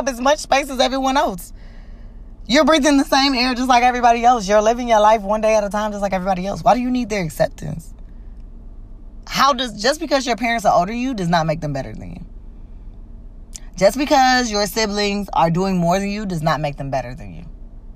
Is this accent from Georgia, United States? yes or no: yes; Georgia, United States; moved away as an adult; also born or lived in Mississippi; I'm from Georgia, and I moved straight to Mississippi on somebody offered me a job, and I went.